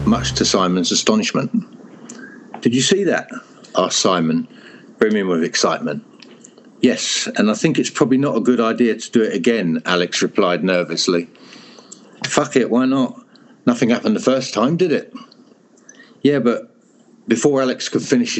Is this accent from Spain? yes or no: no; Hertfordshire, East of England, United Kingdom; moved away; also born or lived in Europe; I am from England in Hertfordshire, which is very green and rural.